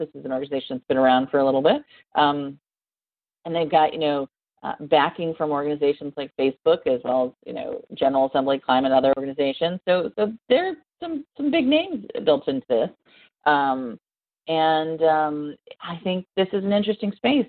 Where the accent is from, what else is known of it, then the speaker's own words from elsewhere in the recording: near Columbus, Ohio, United States; Columbus, Ohio, which is uh, near my hometown